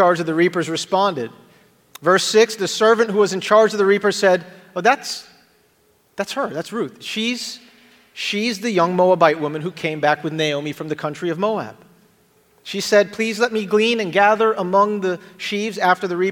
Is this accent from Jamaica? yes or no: yes; Jamaica; accent: Jamaican; if I said that word funny, it's because I'm Jamaican, and that's how we say that word